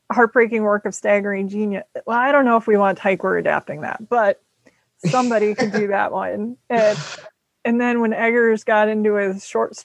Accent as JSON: {"language": "English", "region": "Midwest", "country": "United States", "said": "I'm from the Midwest."}